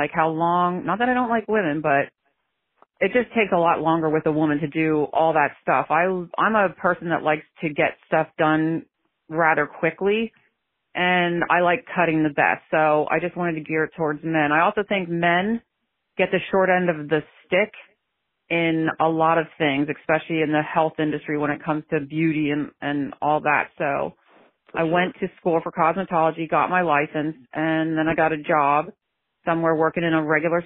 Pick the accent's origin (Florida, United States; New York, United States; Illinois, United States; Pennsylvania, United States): Pennsylvania, United States; I'm from Pennsylvania